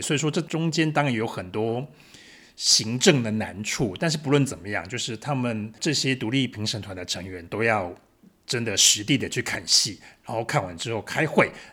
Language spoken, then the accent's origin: Chinese; Yongjing, Changhua County, Taiwan; now in Berlin, Germany; 我是一位作家，来自彰化县永靖乡